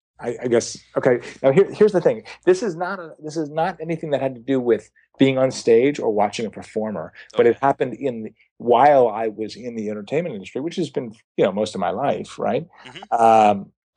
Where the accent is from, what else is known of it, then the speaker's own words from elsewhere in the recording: Los Angeles, California, United States; oh my God, I'm from Los Angeles. I'm hosting a television show.